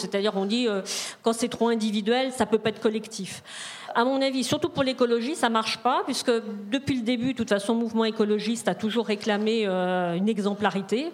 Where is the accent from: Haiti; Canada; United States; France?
France; Rennes, Brittany; je viens de Rennes, donc Rennes, c'est, on n'est pas très loin de la ZAD